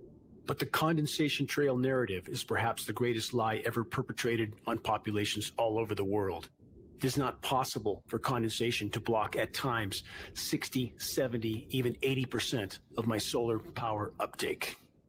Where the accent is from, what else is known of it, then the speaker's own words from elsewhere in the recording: California, United States; I grew up in Southern California, choking in a sea of smog.